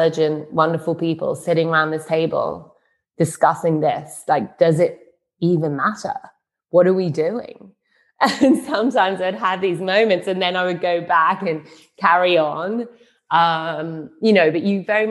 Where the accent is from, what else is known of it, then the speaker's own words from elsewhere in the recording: London, United Kingdom; moved away as an adult; now in Berlin, Germany; my hometown city of London